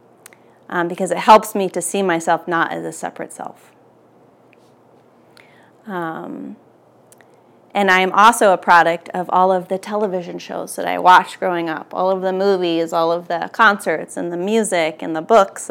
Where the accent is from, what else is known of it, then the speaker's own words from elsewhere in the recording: outside of Philadelphia, Pennsylvania, United States; where I grew up outside of Philly